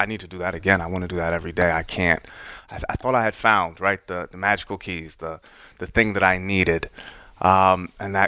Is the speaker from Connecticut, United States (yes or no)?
yes; Westport, Connecticut, United States; also born or lived in New York City; I grew up in Fairfield County. It's where my parents live. I was born in New York City, moved to Westport when I was 5.